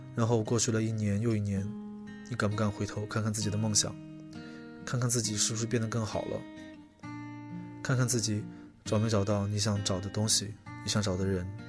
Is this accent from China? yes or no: yes; Chongqing, China; now in Beijing, China; 我小时候住在重庆的山里